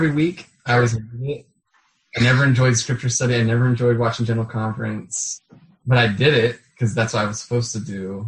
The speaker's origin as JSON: {"language": "English", "town": "Mapleton", "region": "Utah", "country": "United States", "tie": "born or raised there", "moved": "as an adult", "said": "I was born in Mapleton, lived there until I was 18."}